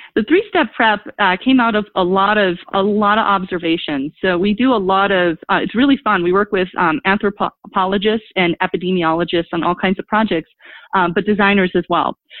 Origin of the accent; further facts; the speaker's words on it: Milwaukee, Wisconsin, United States; also born or lived in DeKalb, Illinois; my hometown of Milwaukee, Wisconsin